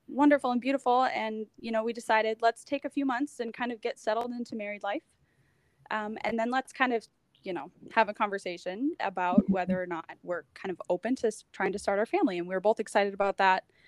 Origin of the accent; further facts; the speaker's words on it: United States; moved away as an adult; now in Halifax, Canada; I'm an American. I'd only been in Canada for about two years at that point. I moved to Canada